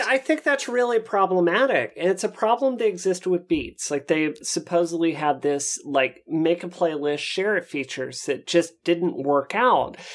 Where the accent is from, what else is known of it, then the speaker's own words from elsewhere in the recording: Mississippi, United States; I grew up in Mississippi where everyone's into country music